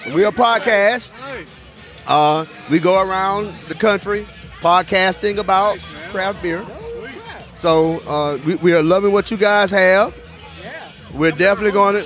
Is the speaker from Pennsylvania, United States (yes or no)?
no; Tuscaloosa, Alabama, United States; born and raised in Tuscaloosa, Alabama, class of 1993